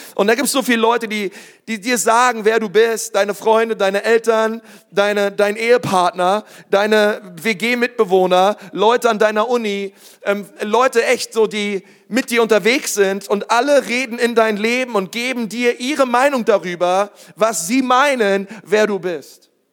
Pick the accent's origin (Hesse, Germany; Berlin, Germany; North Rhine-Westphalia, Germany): Berlin, Germany; ich bin Berliner, ich bin in Berlin groß geworden, in der größten Schule Berlins